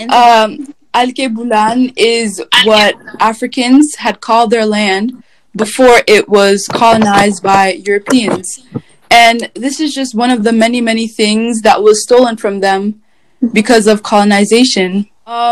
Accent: Guinea; I'm from Guinea.

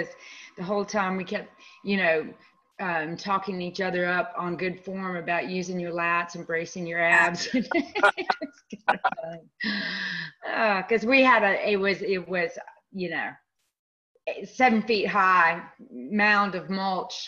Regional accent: Winston-Salem, North Carolina, United States; now in Durham, United States; I'm originally from Winston-Salem. So I've, you know, North Carolina, born and bred

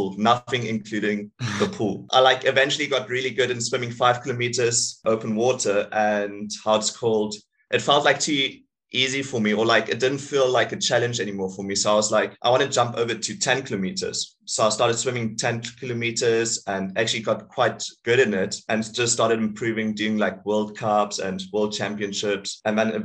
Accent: Swakopmund, Erongo, Namibia; I'm from Namibia

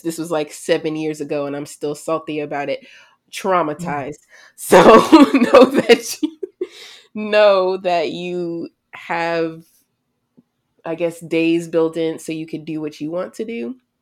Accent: United States; "Where are you from?" You say the United States.

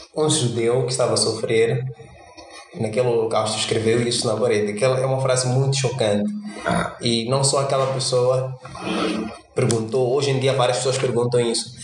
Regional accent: Mozambique; sendo moçambicano e não pertencendo à classe alta

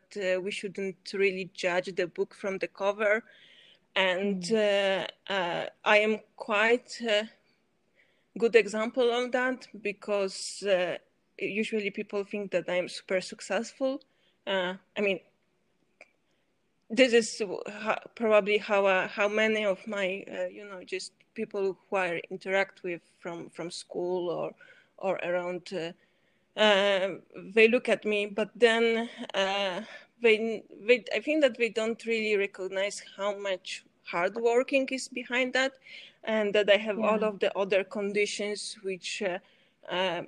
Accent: Poland; also born or lived in Switzerland; I'm from Poland, and now I lived here

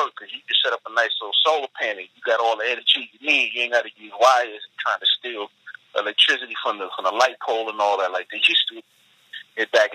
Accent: New York City, New York, United States; I'm a New Yorker, native New Yorker, so I grew up in the 80s and the 90s

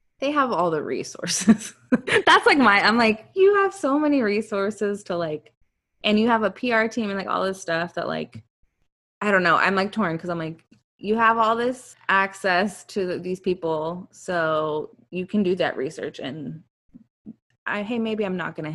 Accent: Georgia, United States; growing up in Georgia

